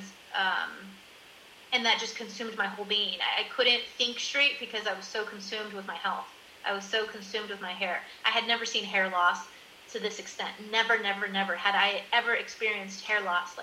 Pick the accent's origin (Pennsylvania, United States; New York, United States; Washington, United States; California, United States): California, United States; moved away as an adult; also born or lived in Miami, Florida / Colorado; now in Netherlands; I'm originally from California, my hairdresser, who knows me since I'm a teenager